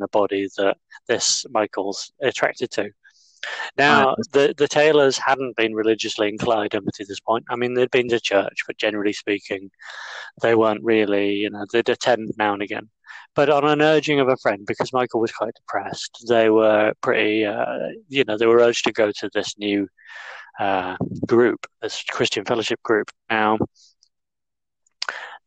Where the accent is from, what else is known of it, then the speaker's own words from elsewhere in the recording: Yorkshire and the Humber, United Kingdom; accent: northern; where I'm from East Yorkshire